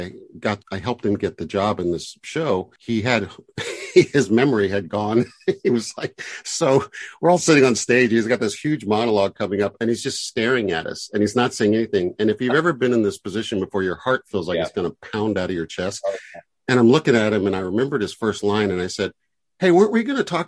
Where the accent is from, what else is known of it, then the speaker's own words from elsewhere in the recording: the South, United States; I grew up in the South